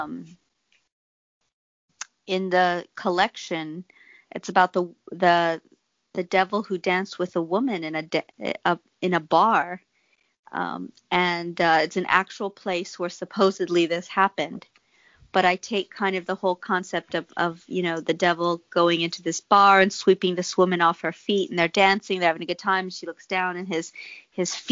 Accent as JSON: {"language": "English", "region": "Texas", "country": "United States", "tie": "born or raised there", "said": "the tales I grew up in Texas hearing."}